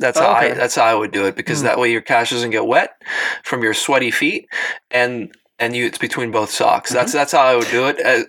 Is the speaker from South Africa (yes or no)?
yes; South Africa; first language Afrikaans; English is a second language; moved away; Because I was born there and I was raised there on that water.